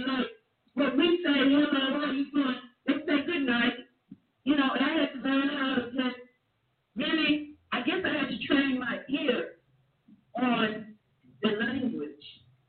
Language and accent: English; the South, United States; it was weird because they found me exotic over there, you know, because I was from the South.